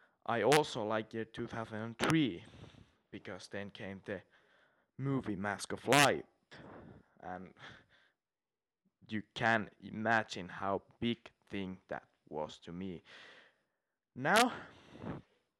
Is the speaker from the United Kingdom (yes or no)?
no; Finland; I'm from Finland